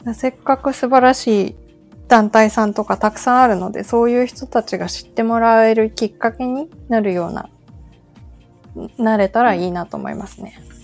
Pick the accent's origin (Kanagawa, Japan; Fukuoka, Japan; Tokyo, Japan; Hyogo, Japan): Kanagawa, Japan; Hadano; 私の実家が秦野市なので